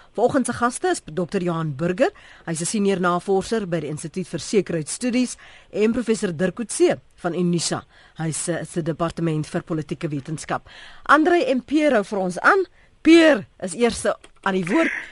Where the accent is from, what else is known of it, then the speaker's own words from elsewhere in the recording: South Africa; ons as Suid-Afrikaners